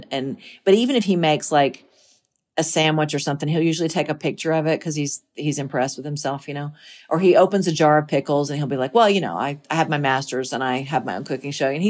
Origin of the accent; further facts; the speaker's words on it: the South, United States; Those are the things that, that I, that I take with me as a Southerner.